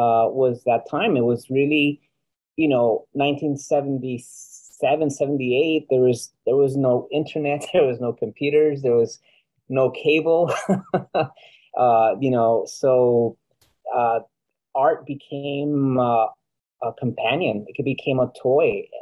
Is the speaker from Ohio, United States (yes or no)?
no; Los Angeles, California, United States; also born or lived in Guatemala; As an artist living in Los Angeles, you would imagine I'd be doing really well in my hometown, California, the state of California